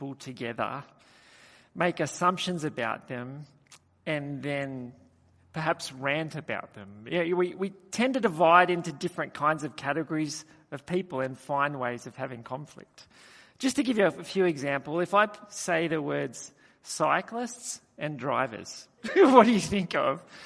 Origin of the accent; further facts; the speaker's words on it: Australia; I just said, "From Australia."